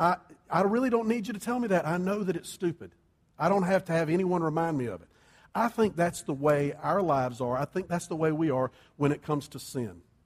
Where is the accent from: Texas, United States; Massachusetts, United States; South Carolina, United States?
South Carolina, United States; Columbia; also born or lived in New Orleans; I grew up in Columbia. Sherry grew up here. We had lived in South Carolina our whole lives